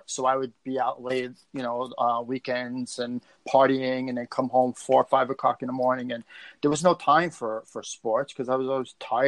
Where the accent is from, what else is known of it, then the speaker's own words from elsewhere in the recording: New York City, New York, United States; I grew up in Brooklyn